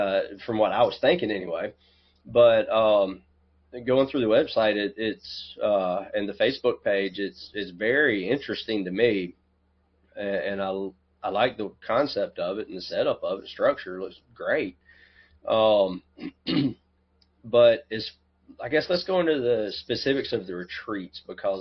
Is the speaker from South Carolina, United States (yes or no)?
yes; South Carolina, United States; we're both also from South Carolina